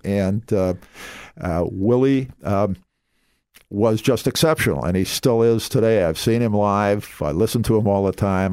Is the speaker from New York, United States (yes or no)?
no; Minneapolis, Minnesota, United States; moved away as an adult; also born or lived in Scottsdale, Arizona; now in Southwest Florida, United States; I grew up in South Minneapolis in Minnesota